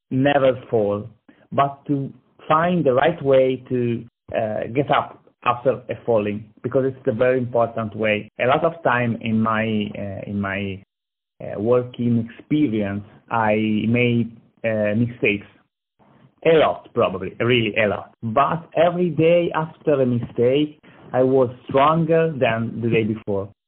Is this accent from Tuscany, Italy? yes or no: yes; Lucca, Tuscany, Italy; English is a second language; moved away as an adult; now in United States; I'm from Italy. Uh, exactly, I'm from Lucca, a small city in Tuscany.